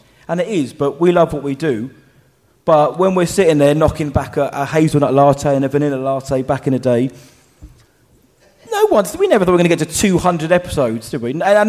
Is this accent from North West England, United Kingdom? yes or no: no; Basildon, East of England, United Kingdom; So I said, so am I actually. Funny that I'm working in Essex right now.